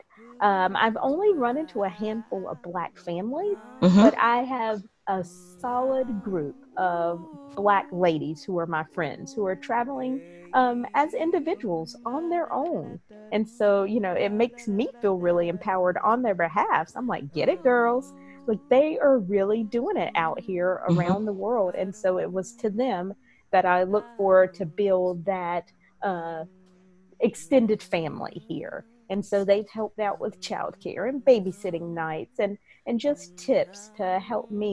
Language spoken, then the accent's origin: English; East Coast of the United States, United States; moved away as an adult; now in Penang, Malaysia; from the East Coast of the United States, currently located in Penang, Malaysia